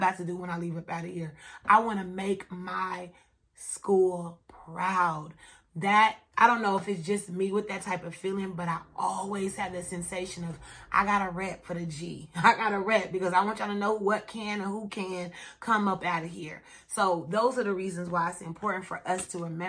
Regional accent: Kansas City, United States; I'm from Kansas City. I've been running from gunshots all my whole childhood and growing up

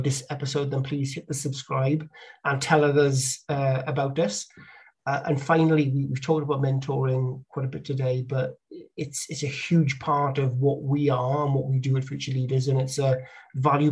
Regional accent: Bridgend, Wales, United Kingdom; moved away; the town I grew up in Bridgend, South Wales

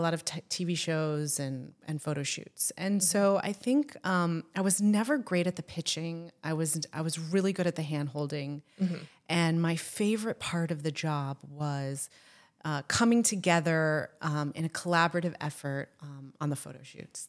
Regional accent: Florida, United States; I grew up in Florida, as I say, with shame and embarrassment.

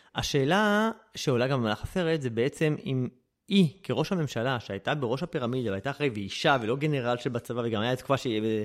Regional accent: Israel; אני ישראלי

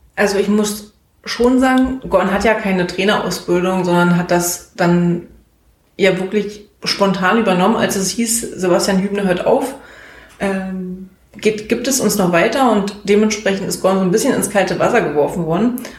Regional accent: Groß Köris, Brandenburg, Germany; Ich komme aus Großköris

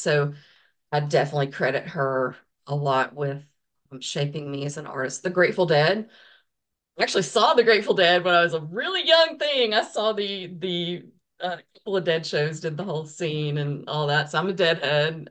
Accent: the South, United States; I'm from the South, so I was raised in a Baptist church

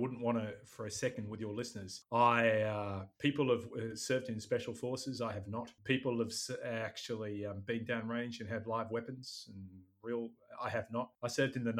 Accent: Sydney, New South Wales, Australia; moved away as an adult; also born or lived in Chicago, United States / London / Singapore; So I grew up in Sydney, Australia, most of my time. I spent some of my childhood in the United States in Chicago, but most of it was in Sydney.

